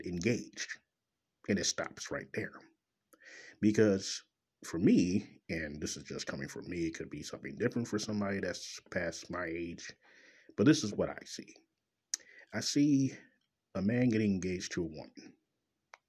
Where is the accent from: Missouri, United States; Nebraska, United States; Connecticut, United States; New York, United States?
Missouri, United States; Kansas City; from Kansas City, Missouri, my hometown